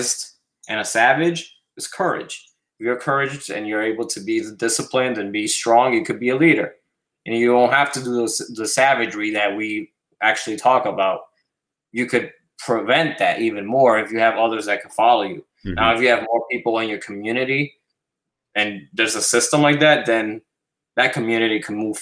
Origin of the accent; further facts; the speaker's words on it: New York City, New York, United States; moved away; also born or lived in Puerto Rico; I was raised in the South Bronx